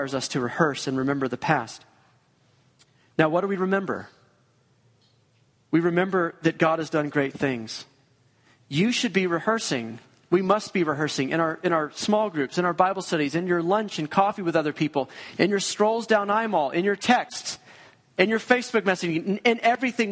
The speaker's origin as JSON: {"language": "English", "region": "Georgia", "country": "United States", "moved": "yes", "said": "We're both from Georgia."}